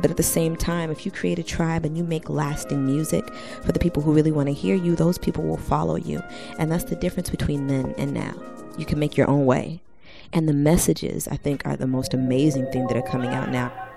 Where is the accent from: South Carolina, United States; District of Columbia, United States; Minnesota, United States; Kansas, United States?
District of Columbia, United States; Washington; also born or lived in Ghana (ancestry); now in Brooklyn, United States; I am Ghanaian American by way of Washington, D.C. I live here in BK World with my sweetheart